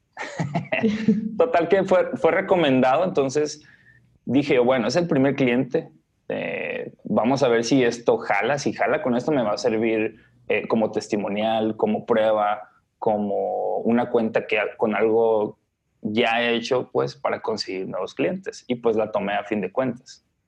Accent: Los Mochis, Sinaloa, Mexico; now in Guadalajara, Mexico; yo vivo en Guadalajara, ¿no? Este, Soy de Los Mochis, Sinaloa

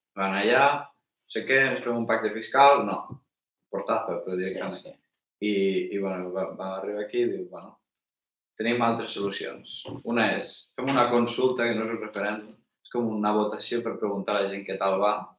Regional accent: Catalonia, Spain

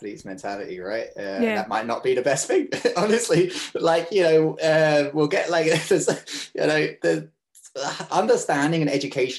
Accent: Munster, Ireland; even though I grew up in Kerry.

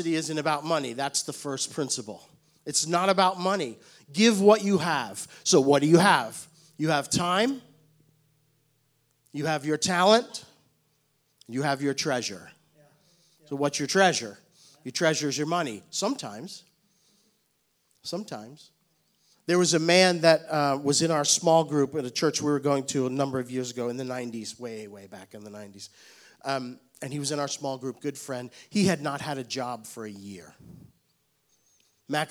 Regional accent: New York City, New York, United States; now in Knoxville, United States; I was born and raised in Brooklyn, New York

